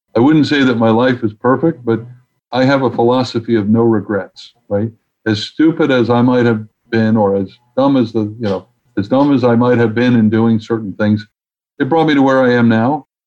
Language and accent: English; New York City, New York, United States; now in Washington, D.C., United States; as a proud New Yorker